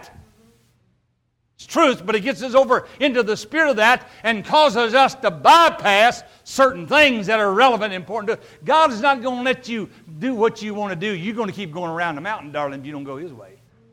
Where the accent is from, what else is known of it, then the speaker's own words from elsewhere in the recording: the South, United States; I'm from the South, obviously you can tell that a little bit